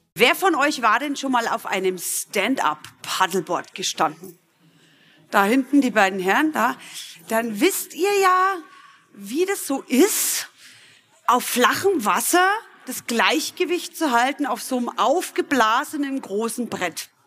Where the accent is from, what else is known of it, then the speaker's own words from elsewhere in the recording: Middle Franconia, Bavaria, Germany; Ich komme aus Mittelfranken übrigens, kann das nicht immer ganz abstellen